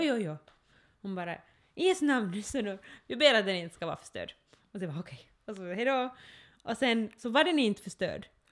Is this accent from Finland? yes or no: yes; Ostrobothnia, Finland; jag är österbottning, nu känner jag mig som en österbottning, men, men, men det som, just det där att då jag har vuxit upp här